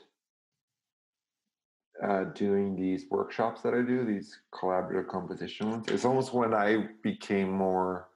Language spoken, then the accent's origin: English; Serbia; moved away; also born or lived in Belgrade; I grew up in Serbia and I went to a very classical European system